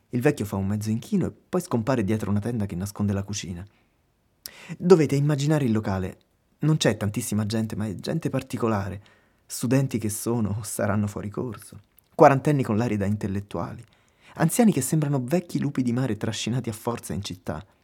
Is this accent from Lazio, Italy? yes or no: yes; Lazio, Italy; mentre noi veniamo da Roma, vicino Roma. Caput Mundi.